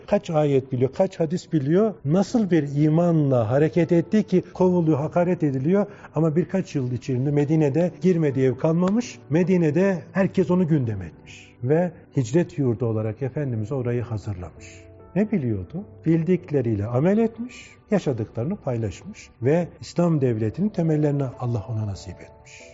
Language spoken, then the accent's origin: Turkish; Çanakkale, Turkey; born or raised there; moved away